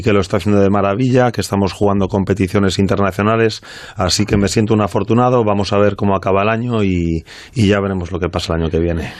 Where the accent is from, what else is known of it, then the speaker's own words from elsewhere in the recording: Vigo, Galicia, Spain; soy de Vigo